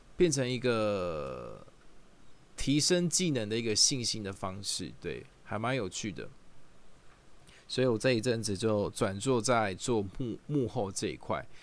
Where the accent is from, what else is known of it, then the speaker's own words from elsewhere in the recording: Taichung, Taiwan; moved away as an adult; now in Taipei, Taiwan; 我本身是台中人啊，，然后来台 北工作的时候